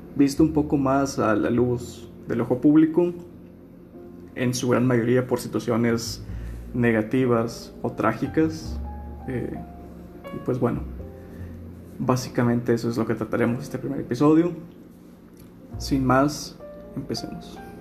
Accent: Nuevo León, Mexico; moved away as an adult; soy originario de Nuevo León

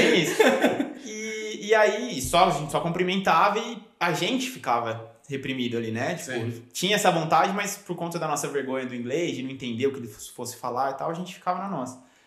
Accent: Brazil; also born or lived in Cronulla, Australia; now in Australia; a gente que aprende o inglês no, no Brasil

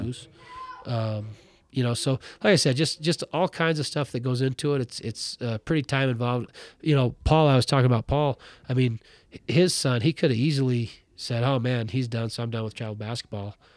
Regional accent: Ronan, Montana, United States; moved away as an adult; now in Butte, United States; was born and raised in Ronan

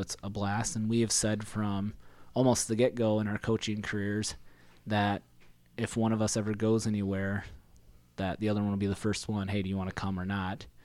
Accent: South Dakota, United States; also born or lived in Iowa; I went to an Iowa high school, but grew up, and my home of residence was a farm in South Dakota

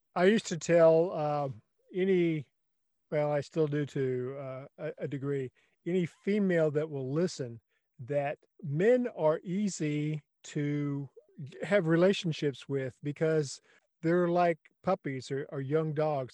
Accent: South Texas, United States; I grew up in South Texas

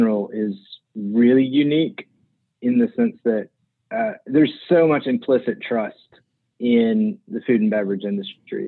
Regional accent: Alabama, United States; also born or lived in Mobile, Alabama / Birmingham, Alabama / Trussville, Alabama / Auburn, Alabama; I'm from Alabama. I grew up in West Mobile, went to junior high and high school in Birmingham

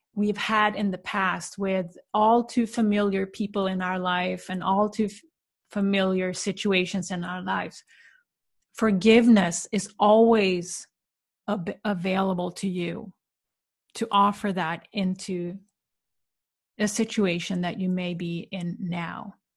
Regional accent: Sweden; moved away; visit my family in the small town where I grew up in Sweden

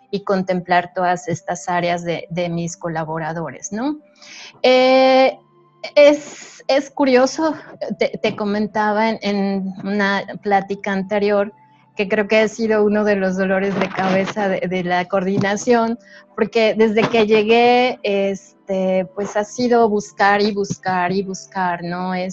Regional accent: Mexico; hay, estudios que nos dicen que a pesar de, que todos somos mexicanos, cada, cada eh, zona geográfica tiene sus características ambientales

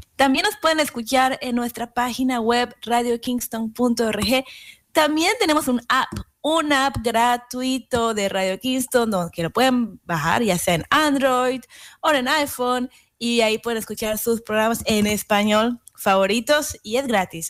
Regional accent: Yucatán, Mexico; moved away; mi tierra, Yucateca

